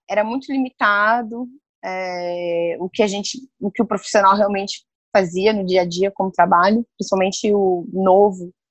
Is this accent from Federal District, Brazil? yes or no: yes; Brasília, Federal District, Brazil; De Brasília. Sou de Brasília.